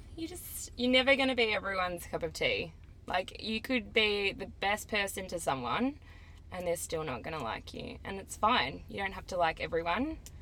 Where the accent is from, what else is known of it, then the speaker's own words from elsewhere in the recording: Melbourne, Victoria, Australia; I'm 22 from Melbourne and I am a barista